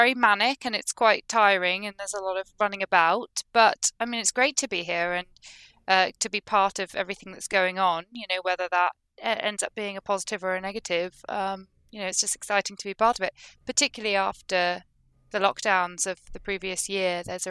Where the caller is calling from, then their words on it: Glasgow, Scotland, United Kingdom; I'm still here in Glasgow.